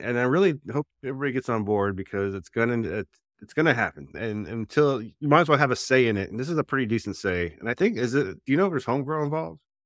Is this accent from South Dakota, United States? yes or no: no; New Jersey, United States; when I was growing up in Jersey